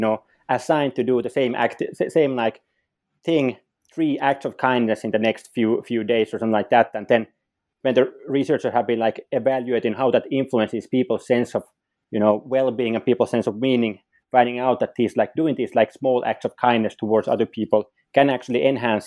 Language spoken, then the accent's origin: English; Finland; also born or lived in Sweden / Rochester, New York, United States / Helsinki, Finland; I'm from Finland. So I've been living like basically most of my life within Finland